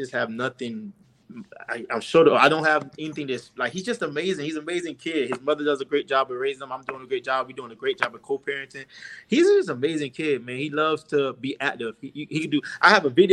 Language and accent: English; Miami, Florida, United States; I'm born and raised in Miami.